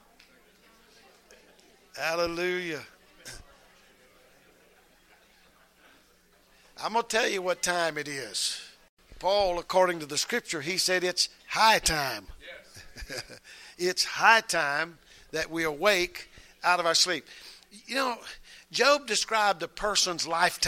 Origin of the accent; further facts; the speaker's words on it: the South, United States; we're from the South